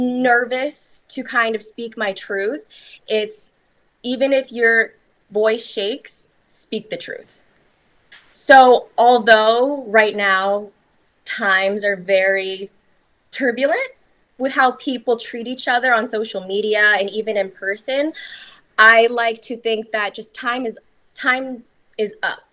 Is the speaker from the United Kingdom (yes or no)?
no; Philippines; And especially being half Filipino in the Philippines, it was seen as being more beautiful to be more fair skinned. So when I was raised by my Filipino mother